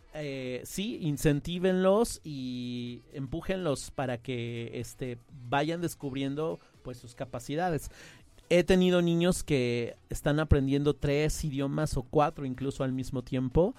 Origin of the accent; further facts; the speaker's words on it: Mexico City, Mexico; accent: chilango; first language Spanish; tuve la oportunidad de estar en un sistema bilingüe desde chico en Ciudad de México. Yo soy originario de allá